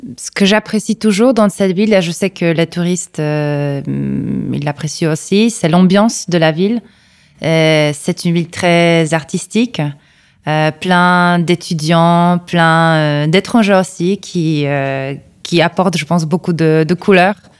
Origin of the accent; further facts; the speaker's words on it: Kraków, Lesser Poland, Poland; French is a second language; Je suis née ici. Euh, c'est ma ville natale, donc euh, à Cracovie, l'ancienne capitale de la Pologne.